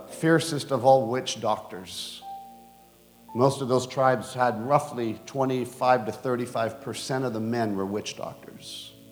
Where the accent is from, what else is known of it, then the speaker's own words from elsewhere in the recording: Bogota, Colombia; born there; I was born in Bogota, Colombia, because my dad founded a Wycliffe base called Loma Linda in Colombia.